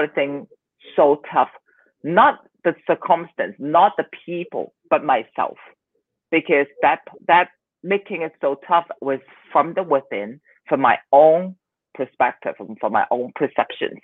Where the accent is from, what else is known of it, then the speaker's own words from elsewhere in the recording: Hong Kong; also born or lived in Southern California; now in Taiwan; I am from Hong Kong, living in Taiwan right now